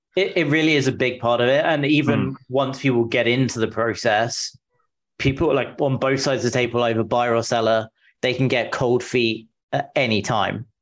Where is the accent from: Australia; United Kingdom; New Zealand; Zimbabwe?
United Kingdom; England; moved away as an adult; now in San Francisco, United States; I'm from the UK, from England originally. I moved to the US five years ago now.